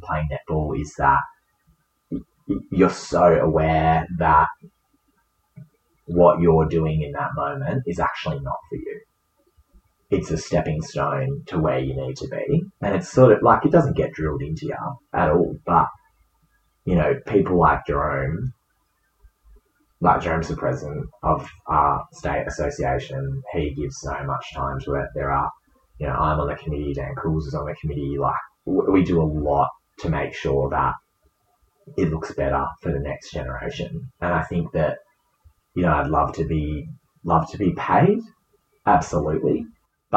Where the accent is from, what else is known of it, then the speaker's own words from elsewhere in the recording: Western Australia, Australia; as an Australian netballer, as a WA netballer